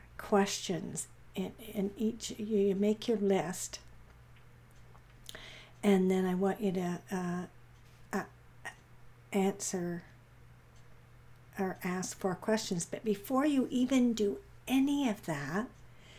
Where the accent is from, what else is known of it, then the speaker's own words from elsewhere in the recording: Vancouver, British Columbia, Canada; we're from Vancouver, I am anyways